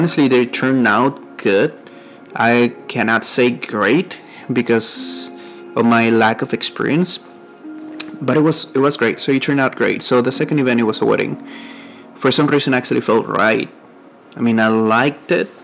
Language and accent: English; Mexico; accent: Mexican; first language Spanish; English is a second language; now in San Antonio, United States; I'm from Mexico, and I live here in San Antonio, Texas.